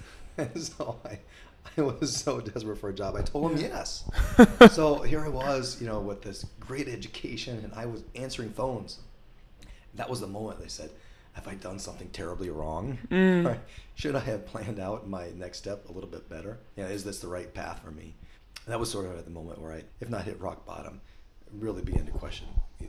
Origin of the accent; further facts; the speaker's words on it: Iowa, United States; moved away as an adult; also born or lived in Creston, Iowa / Spencer, Iowa; now in Sioux Falls, United States; I grew up in places around Iowa. Creston, ended up in Spencer, and now I live in Sioux Falls, South Dakota.